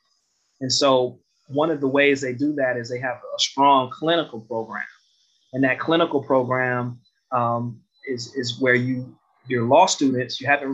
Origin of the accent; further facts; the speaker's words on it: Detroit, Michigan, United States; Growing up in Detroit